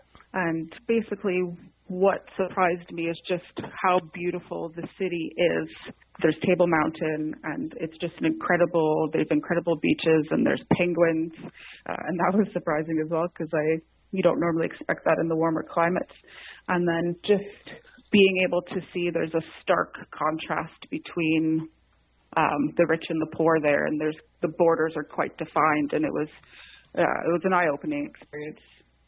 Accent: Montreal, Quebec, Canada; moved away as an adult; also born or lived in Liverpool; now in Ottawa, Canada; I'm participating in this year's Ottawa Rose Selection. I'm born and raised in Montreal, and I currently live in Ottawa.

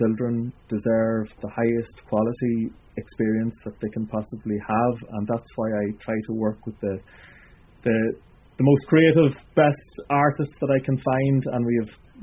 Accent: County Monaghan, Ireland; I'm from Monaghan myself

